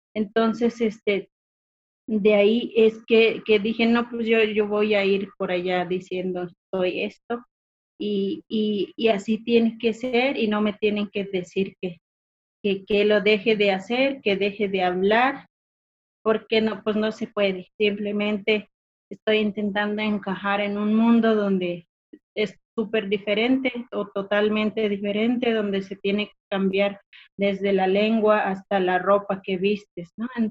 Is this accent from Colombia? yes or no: no; Mezquital, Durango, Mexico; soy del municipio del Mezquital, está ubicado al sur del estado de Durango. Soy hablante de la lengua Odam